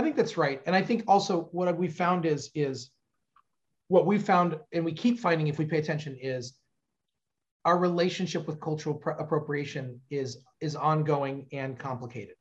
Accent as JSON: {"language": "English", "region": "Southern California", "country": "United States", "tie": "born or raised there", "also_born_or_lived": "Orange County, California", "moved": "as an adult", "lives_now": "Cincinnati, United States", "said": "growing up in Southern California"}